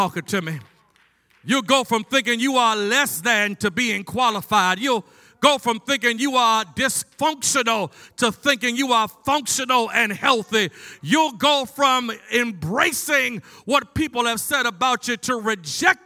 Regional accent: Baltimore, Maryland, United States; growing up in Baltimore

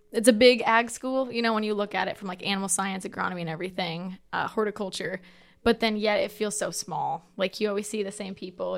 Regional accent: Mahaska County, Iowa, United States; I was born and raised in Mahaska.

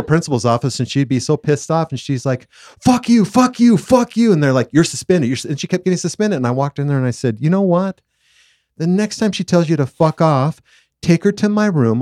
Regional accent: Southern California, United States; now in Utah, United States; growing up in Southern California, I love two seasons

